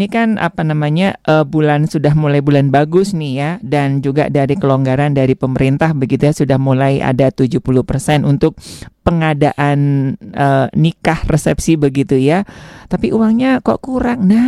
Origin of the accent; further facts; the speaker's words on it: Tasikmalaya, West Java, Indonesia; Saya Jawa Barat, saya Tasik.